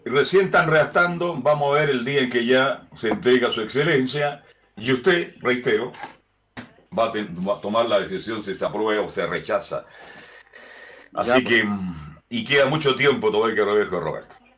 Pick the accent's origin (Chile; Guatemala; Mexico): Chile; somos muy lapidarios en la crítica en Chile